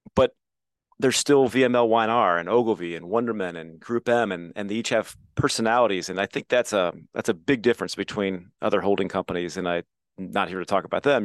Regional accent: Midwest, United States; I feel so lucky to live where I grew up

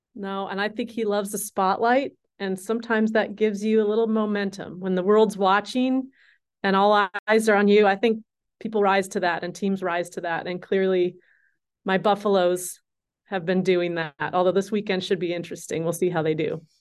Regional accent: Minnesota, United States; moved away as an adult; also born or lived in Colorado / Cambridge, England / Missoula, Montana / Seattle; I grew up in Minnesota, born and raised through high school

